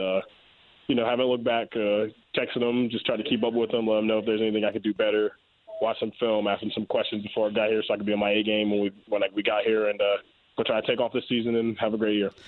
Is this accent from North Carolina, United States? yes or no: yes; Raleigh, North Carolina, United States; I'm from Raleigh